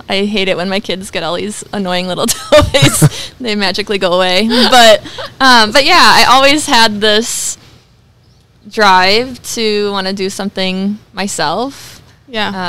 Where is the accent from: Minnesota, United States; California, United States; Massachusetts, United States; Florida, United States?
Minnesota, United States; Sauk Centre; born there; Sauk Centre.